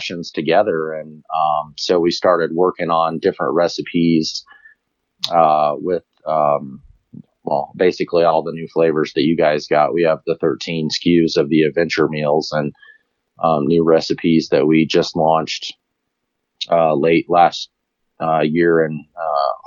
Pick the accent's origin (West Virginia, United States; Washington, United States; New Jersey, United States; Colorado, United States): Colorado, United States; I grew up here in Colorado